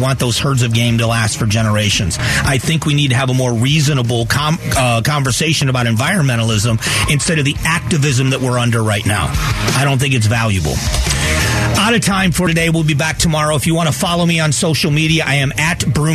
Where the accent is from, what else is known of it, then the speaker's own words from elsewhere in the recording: Fort Myers, Florida, United States; now in Arizona, United States; the area I grew up in Fort Myers